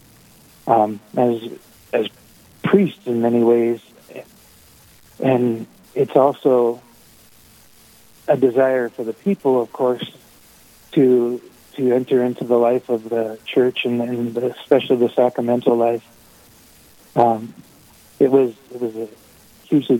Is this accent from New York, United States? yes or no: no; Sturgis, South Dakota, United States; I'm from Sturgis, just up the road from Rapid City